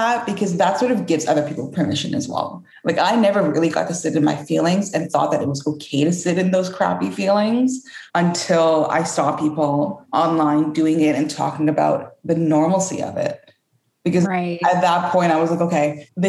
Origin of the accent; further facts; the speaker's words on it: Canada; I was born and raised in Canada